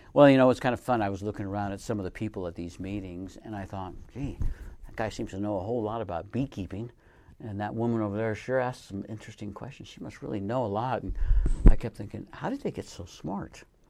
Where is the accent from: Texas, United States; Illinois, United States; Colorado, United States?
Colorado, United States; moved away; I grew up in Colorado in a small town